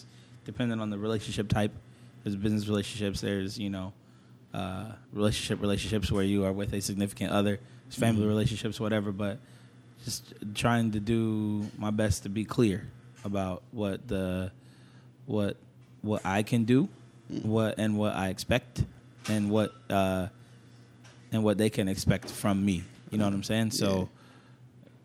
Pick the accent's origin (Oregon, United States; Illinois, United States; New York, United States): Oregon, United States; Hillsboro; I grew up in Hillsboro. Mm-hmm. Growing up in Hillsboro, it's not a lot of people who look like me.